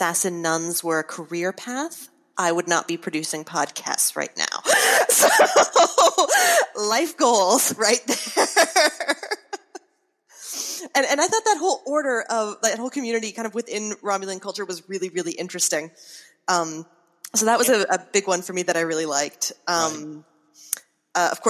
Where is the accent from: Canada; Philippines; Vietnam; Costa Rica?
Canada; I'm Canadian.